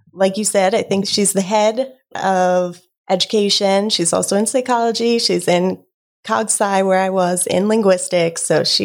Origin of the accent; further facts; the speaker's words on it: Delaware, United States; Native here.